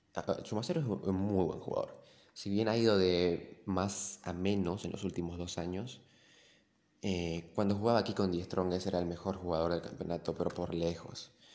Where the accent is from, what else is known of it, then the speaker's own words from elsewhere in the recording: Santa Cruz, Bolivia; Yo como cruceño